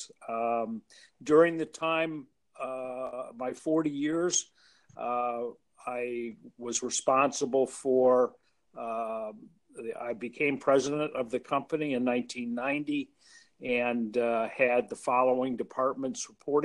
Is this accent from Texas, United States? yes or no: no; Chicago, Illinois, United States; moved away as an adult; also born or lived in Philadelphia; I grew up in Chicago, went to school there